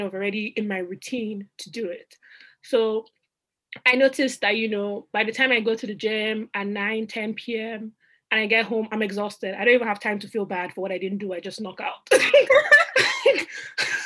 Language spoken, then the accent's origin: English; Nigeria; moved away as an adult; also born or lived in Rochester, New York; now in Boston, United States; I went home to Nigeria. So I'm Nigerian. I went home to Nigeria across the Atlantic.